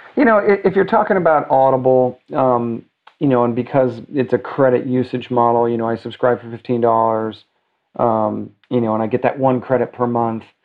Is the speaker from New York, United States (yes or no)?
yes; New York City, New York, United States; now in Los Angeles, United States; I'm a New Yorker